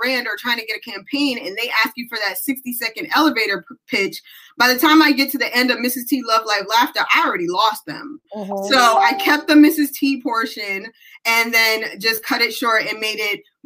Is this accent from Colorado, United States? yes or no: no; New York City, New York, United States; moved away as an adult; also born or lived in Hawaii; now in Fayetteville, United States; I was born and raised in the Bronx, so was my husband.